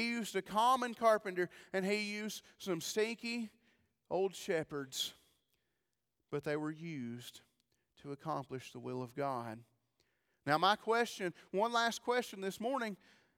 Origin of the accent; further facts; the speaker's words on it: Sparta, United States; I'm just a hillbilly. I really am. I'm just from Sparta. Y'all know hillbillies.